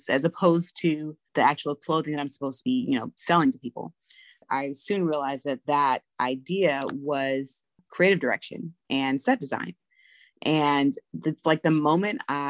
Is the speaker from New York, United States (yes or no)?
no; Los Angeles, California, United States; born or raised there; moved away as an adult; now in Atlanta, United States